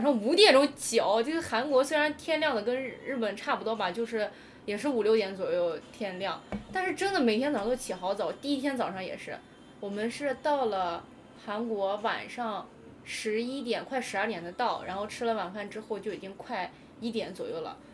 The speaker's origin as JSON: {"language": "Chinese", "region": "Xinjiang", "country": "China", "moved": "yes", "lives_now": "Japan", "said": "我是新疆人"}